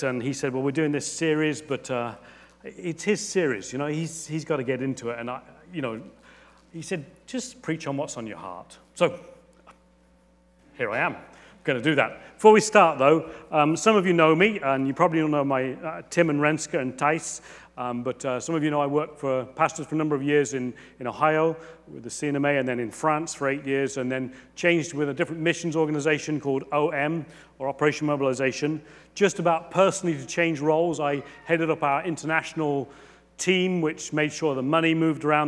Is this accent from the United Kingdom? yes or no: yes; England, United Kingdom; I'm a good Englishman